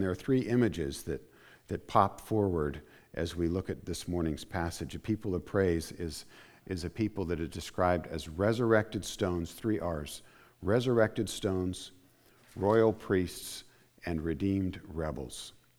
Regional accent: Indiana, United States; I grew up in Indiana at one point, and there are limestone quarries

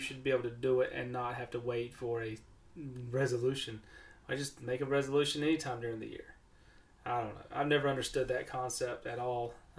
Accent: New Jersey, United States; moved away; growing up in Jersey

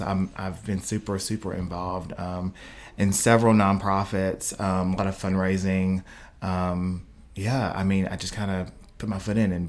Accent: Atwood, Tennessee, United States; now in Jackson, United States; I'm actually from Atwood, which is about 40 minutes from here.

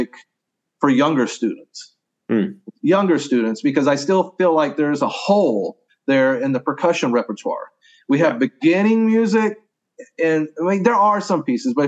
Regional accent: Augusta, Georgia, United States; moved away as an adult; also born or lived in Tennessee / North Dakota; now in Oklahoma, United States; I grew up in Augusta, Georgia, right on the Savannah River on the eastern side of South Carolina

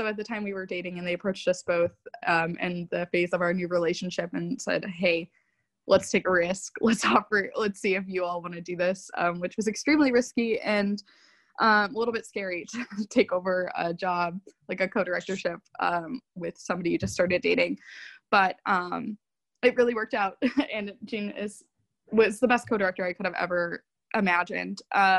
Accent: New England, United States; I loved growing up in New England. It was extremely formative and I wouldn't trade it for the world

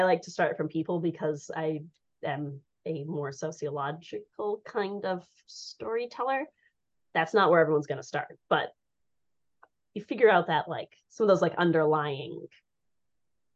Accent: Colorado, United States; I grew up in Colorado.

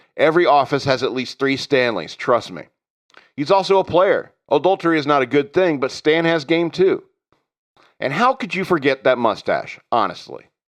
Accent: United States; as an American

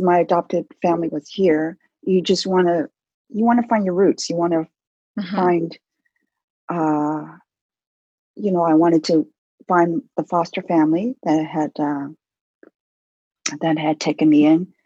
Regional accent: Canada; I'm really Canadian

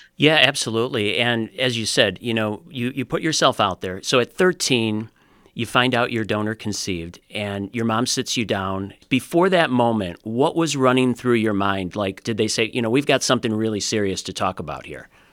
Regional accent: United States; someone who grew up in the States

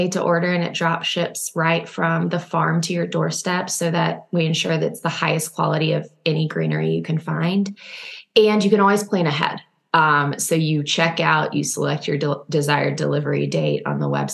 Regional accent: Nashville, Tennessee, United States; now in Austin, United States; I'm from Nashville.

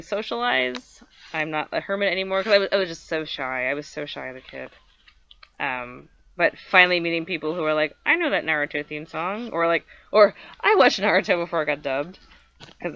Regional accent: Jersey Shore, New Jersey, United States; I grew up on the Jersey Shore

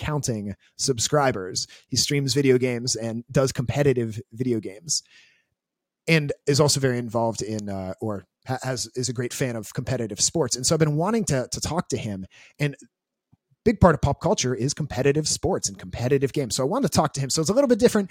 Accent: Washington, District of Columbia, United States; I'm from Washington, D.C.

